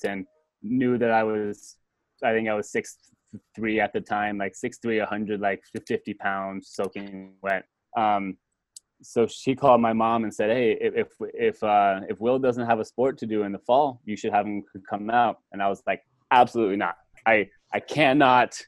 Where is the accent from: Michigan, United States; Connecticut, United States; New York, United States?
Connecticut, United States; Simsbury; I grew up in Simsbury, Connecticut